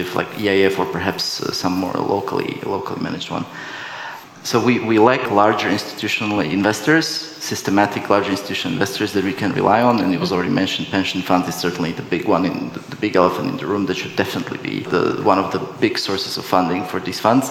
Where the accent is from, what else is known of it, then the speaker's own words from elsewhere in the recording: Slovakia; I'm from Slovakia